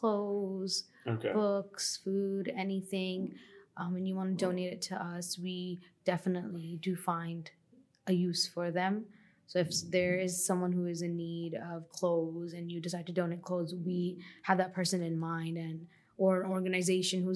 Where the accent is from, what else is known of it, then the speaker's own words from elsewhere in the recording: Long Island, New York, United States; moved away; I'm from Long Island originally. And I grew up with a single parent